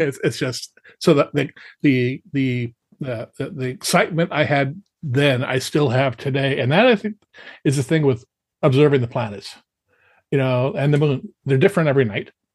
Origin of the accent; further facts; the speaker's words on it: Los Angeles, California, United States; I grew up in the San Fernando Valley